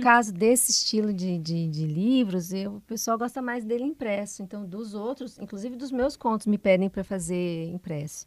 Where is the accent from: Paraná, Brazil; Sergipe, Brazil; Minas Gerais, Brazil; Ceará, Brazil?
Paraná, Brazil; Curitiba; now in Guarapuava, Brazil; também sou curitibana